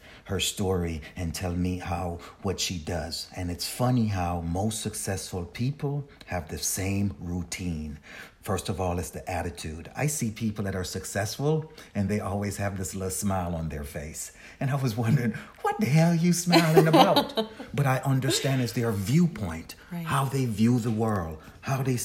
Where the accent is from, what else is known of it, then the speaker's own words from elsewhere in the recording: Jamaica; I'm a Jamaican, and I was born in Jamaica, and my aunt raised me